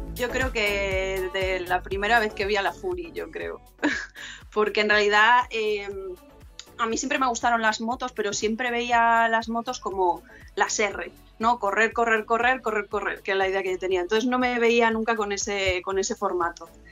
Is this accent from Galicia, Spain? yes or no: yes; near Ferrol, northern Galicia, Spain; Yo de Galicia, del norte de Galicia, cerca de Ferrol, que está a media hora de A Coruña